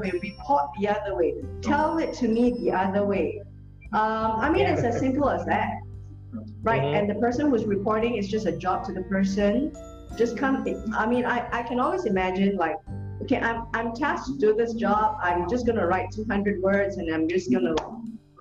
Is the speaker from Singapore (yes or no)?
yes; Singapore; I'm from Singapore